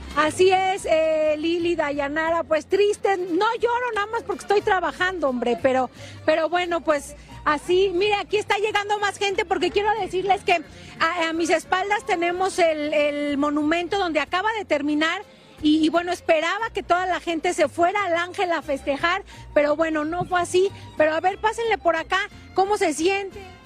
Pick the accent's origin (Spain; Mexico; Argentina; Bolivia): Mexico; somos mexicanos por acá